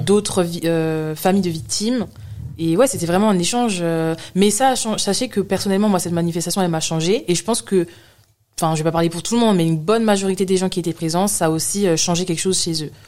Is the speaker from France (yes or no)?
yes; France; also born or lived in London; now in Paris, France; je suis née en France, je suis française